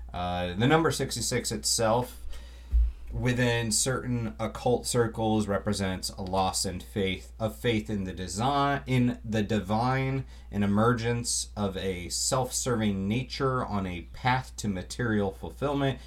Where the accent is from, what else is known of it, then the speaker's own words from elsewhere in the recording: Florida, United States; I grew up in Florida, so we had a lot of road trips